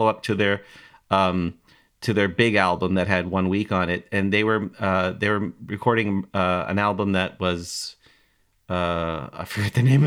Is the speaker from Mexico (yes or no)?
no; Toronto, Ontario, Canada; I grew up in Toronto, Canada in the 90s, or 80s and 90s